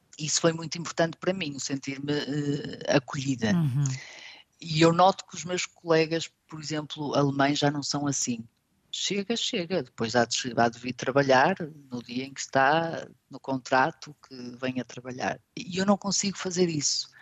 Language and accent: Portuguese; Portugal; moved away as an adult; now in Stuttgart, Germany; nós portugueses